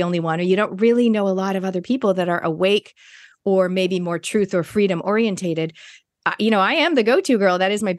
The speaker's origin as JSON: {"language": "English", "country": "New Zealand", "said": "us Kiwis"}